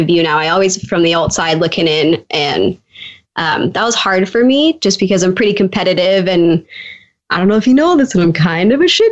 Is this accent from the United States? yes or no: no; Canada; I'm from Canada